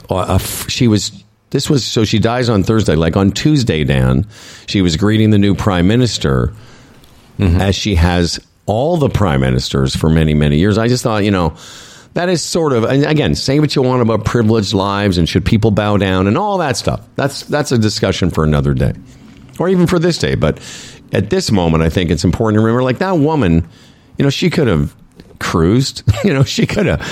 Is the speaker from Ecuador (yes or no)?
no; Moose Jaw, Saskatchewan, Canada; As a little Jewish boy growing up in Moose Jaw, Saskatchewan